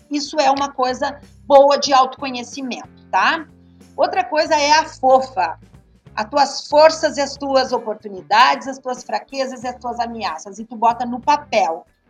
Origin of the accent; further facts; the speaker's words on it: Montenegro, Rio Grande do Sul, Brazil; moved away; also born or lived in Taquara; E eu sou de Montenegro, morando em Taquara